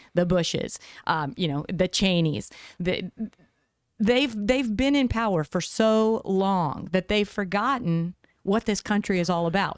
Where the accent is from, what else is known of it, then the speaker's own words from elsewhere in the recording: West Virginia, United States; now in Arizona, United States; I grew up in the East. I grew up in West Virginia